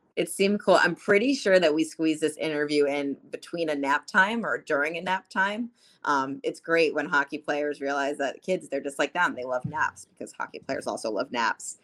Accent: New Jersey, United States; I'm from North Jersey

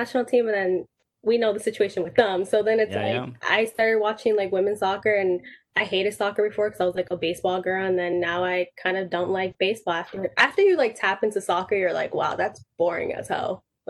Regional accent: New York City, New York, United States; growing up in Williamsburg with Puerto Ricans, Dominicans

